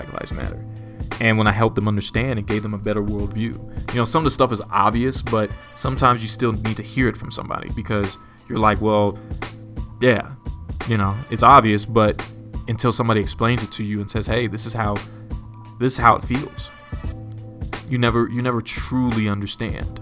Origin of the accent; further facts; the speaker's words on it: United States; I'm black, I'm African American, I identify with both